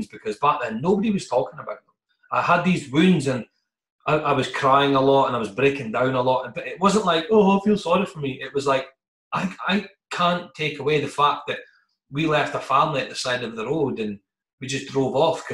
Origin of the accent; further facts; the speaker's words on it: northeast of Scotland, United Kingdom; being Scottish and coming from the northeast of Scotland